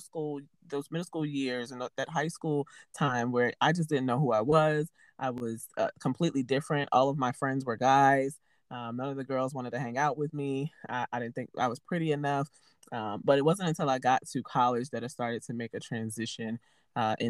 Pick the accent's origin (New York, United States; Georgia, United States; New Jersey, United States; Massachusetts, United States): New York, United States; New York City; I'm originally from Harlem, New York, born and raised there